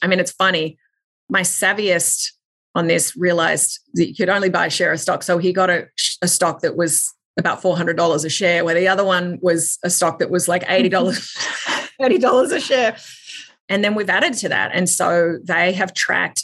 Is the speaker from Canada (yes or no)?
no; Australia; I grew up in Australia